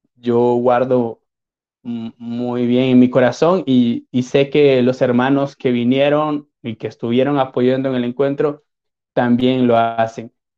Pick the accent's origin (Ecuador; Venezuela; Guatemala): Guatemala; soy de Guatemala